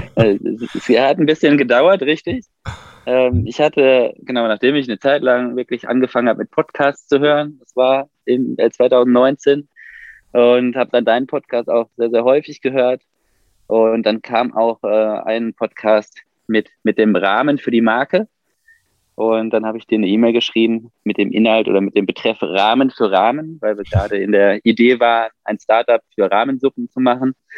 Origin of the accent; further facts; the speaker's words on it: Ruhr area, North Rhine-Westphalia, Germany; now in near Mannheim, Germany; wir kommen ja eigentlich aus dem Ruhrgebiet